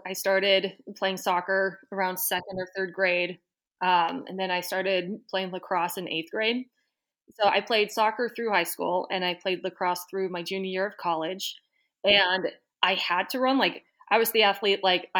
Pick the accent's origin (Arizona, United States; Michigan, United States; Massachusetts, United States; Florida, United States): Massachusetts, United States; Wellesley; So I don't know if you could say I grew up in Boston, but I spent all of my teenage years and early 20s in Boston in the town of Wellesley.